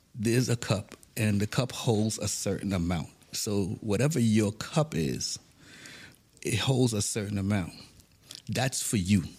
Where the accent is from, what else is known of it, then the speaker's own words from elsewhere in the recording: New York City, New York, United States; also born or lived in Saint Thomas, U.S. Virgin Islands / Harlem, New York / Binghamton, New York; now in United Arab Emirates; Grew up in the Bronx, New York. I was born in Saint Thomas, Virgin Islands. Then moved to Harlem, New York. We later moved to the Bronx, where I pretty much got all my education in the Bronx